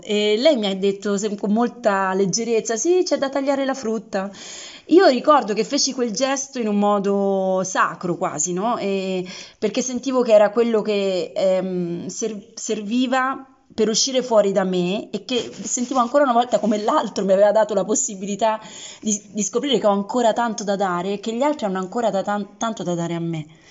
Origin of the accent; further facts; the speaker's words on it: Rome, Lazio, Italy; di Roma